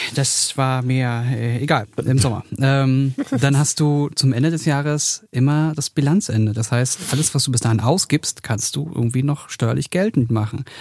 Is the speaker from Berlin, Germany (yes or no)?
yes; Berlin, Germany; ich bin halt Berliner